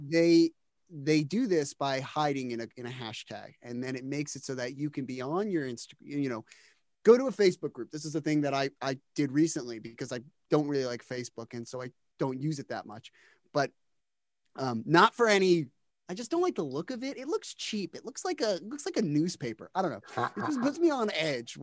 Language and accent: English; New Jersey, United States; I'm from New Jersey. Um, I grew up in the shadow of the New York stand-up scene